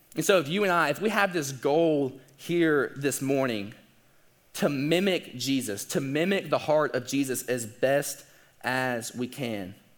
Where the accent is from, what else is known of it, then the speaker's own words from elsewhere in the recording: the South, United States; we're also from the South